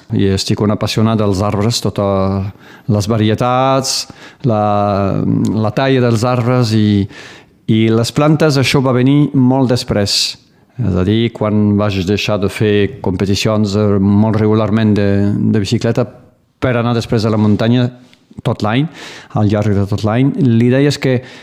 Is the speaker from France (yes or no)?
yes; Baho, Occitania, France; moved away as an adult; also born or lived in Perpignan; now in Conflent, France; Vaig néixer al Riberal, doncs a Perpinyà directament, i després eh, de tota la vida, fins a que tingués 18 o 20 anys, eh, vaig viure doncs, al poble de Bau, al Riberal